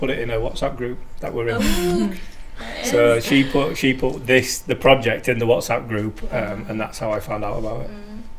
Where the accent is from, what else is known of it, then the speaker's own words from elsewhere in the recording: Leeds, Yorkshire and the Humber, United Kingdom; growing up in Beeston